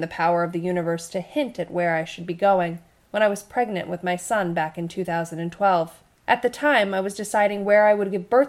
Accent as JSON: {"language": "English", "region": "East Coast", "country": "United States", "moved": "yes", "said": "we're both from the East Coast, New York and Connecticut"}